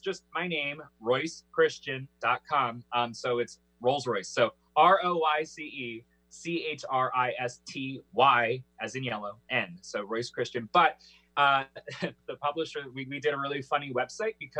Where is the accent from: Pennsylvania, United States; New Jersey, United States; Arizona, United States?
Pennsylvania, United States; Philadelphia; I love growing up in the East Coast because especially, you know, I was born in Philly